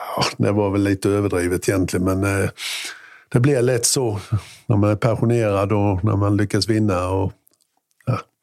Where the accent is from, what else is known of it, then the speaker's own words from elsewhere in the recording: Mjällby, Blekinge, Sweden; also born or lived in Gammalstorp / Norje; Jag kommer från en liten by som heter Gammalstorp från början och har flyttat runt lite grann. Gammalstorp, Norge, Mjällby